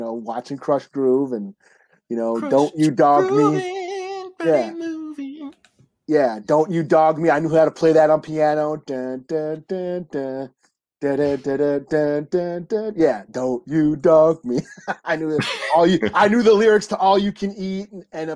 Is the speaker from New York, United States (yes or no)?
no; Minnesota, United States; I'm from Minnesota here and we've been in 30 below for like 2 weeks straight.